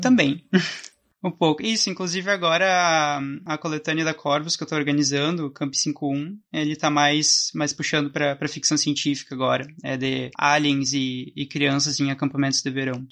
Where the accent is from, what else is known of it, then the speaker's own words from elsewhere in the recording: Santa Maria, Rio Grande do Sul, Brazil; sou de Santa Maria, Rio Grande do Sul